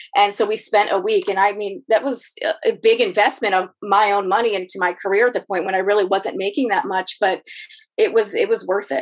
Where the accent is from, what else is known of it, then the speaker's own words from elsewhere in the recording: Youngstown, Ohio, United States; moved away as an adult; now in Arlington, United States; I grew up in Ohio in a very in the Rust Belt in a very uh, blue collar town